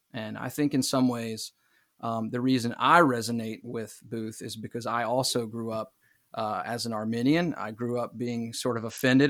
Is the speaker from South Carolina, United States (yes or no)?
yes; Myrtle Beach, South Carolina, United States; I am from Myrtle Beach, South Carolina